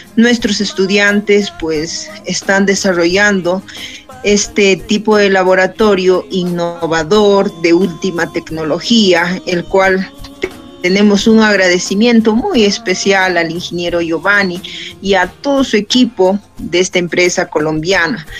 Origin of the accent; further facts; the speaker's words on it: Junín, Peru; nuestro Junín